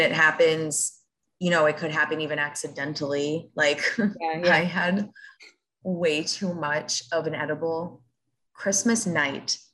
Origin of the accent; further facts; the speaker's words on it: Rockland County, New York, United States; moved away as an adult; now in Charlotte, United States; I grew up in Rockland County with you.